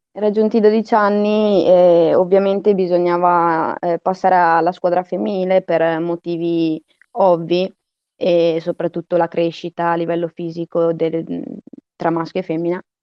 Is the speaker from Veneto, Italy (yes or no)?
yes; Verona, Veneto, Italy; ho iniziato a prendere parte alla squadra de- del mio paese, del mio quartiere, Saval, e quando ero ancora molto piccola, verso i cinque anni